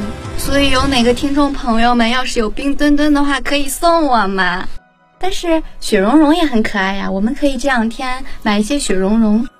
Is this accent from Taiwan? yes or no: no; China; 作为我们每一个中国人